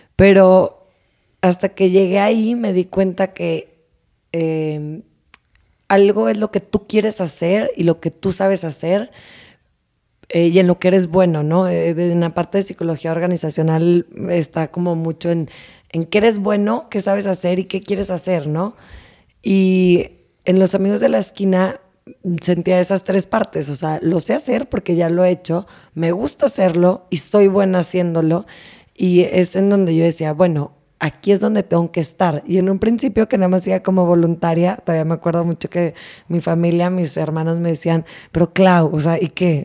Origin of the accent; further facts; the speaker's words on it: Torreón, Coahuila, Mexico; moved away; also born or lived in Monterrey / Tulum; soy de Torreón.